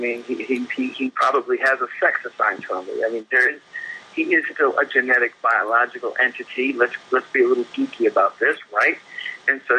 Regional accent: United States; As an American

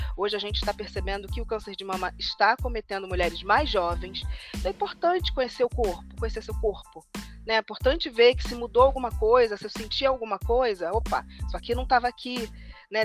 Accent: Rio de Janeiro, Brazil; eu sou carioca de origem

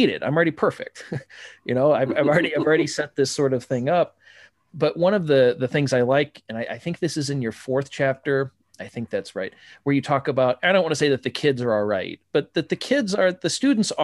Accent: Midwest, United States; I'm from the Midwest, nice Protestant boy

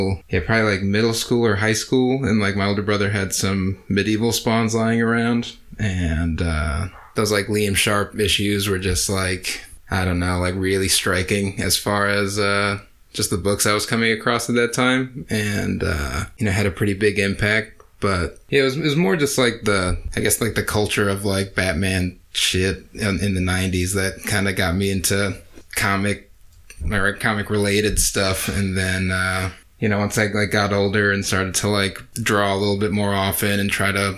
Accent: Connecticut, United States; moved away as an adult; also born or lived in Salem, Massachusetts; now in Providence, United States; I'm originally from Connecticut, so I've pretty much been in New England my whole life

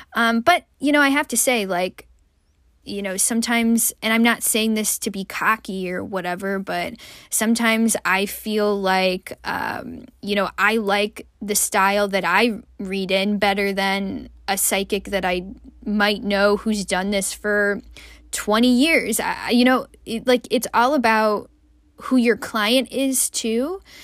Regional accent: United States; also born or lived in Malaysia; as an American

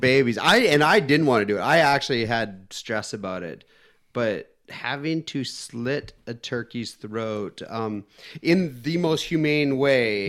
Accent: Canada; I'm from Canada

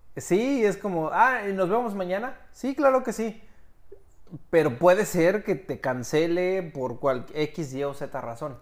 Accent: Mexico; moved away; Ah, pues soy mexicano.

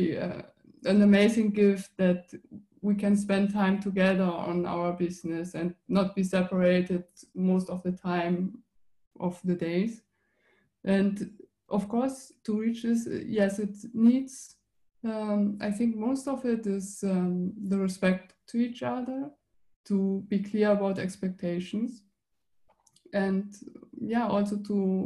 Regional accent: Germany; now in Switzerland; I'm originally from Germany, and I went to Switzerland

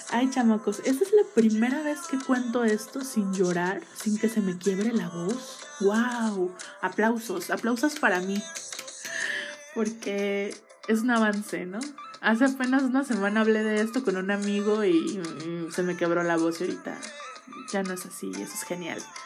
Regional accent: Mexico City, Mexico; yo soy originaria de la Ciudad de México

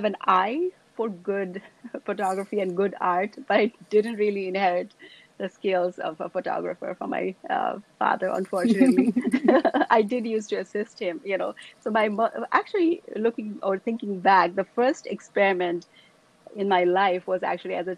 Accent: Kathmandu, Bagmati, Nepal; moved away as an adult; now in United States; I grew up in Nepal, in Kathmandu, which is the capital city.

